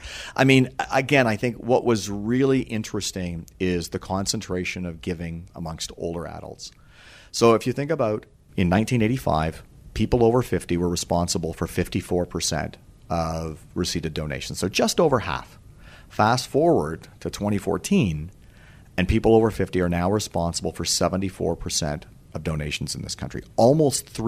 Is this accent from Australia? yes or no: no; Canada; we as Canadians